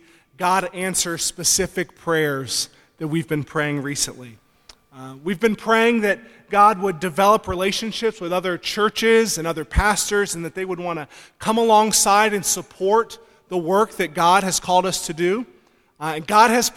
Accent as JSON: {"language": "English", "region": "Georgia", "country": "United States", "moved": "yes", "said": "I'm from Georgia originally"}